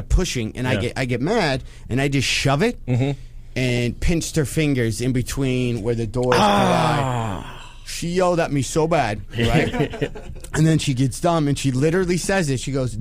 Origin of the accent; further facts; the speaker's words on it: Michigan, United States; I grew up in Michigan